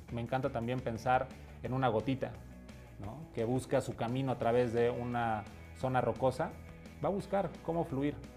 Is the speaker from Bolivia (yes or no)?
no; Mexico; Soy mexicano, tengo 33 años